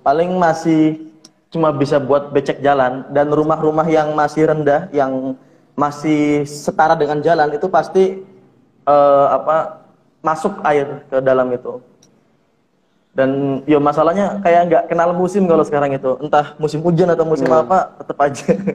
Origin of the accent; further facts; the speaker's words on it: Brebes, Central Java, Indonesia; aku juga orang pesisir. Di Brebes juga aku bagian pesisir, daerah Losari.